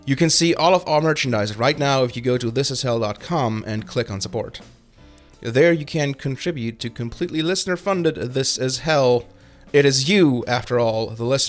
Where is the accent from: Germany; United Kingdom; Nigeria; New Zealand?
Germany; moved away as an adult; now in United States; a German who has grown up with a healthy suspicion of anything nationalistic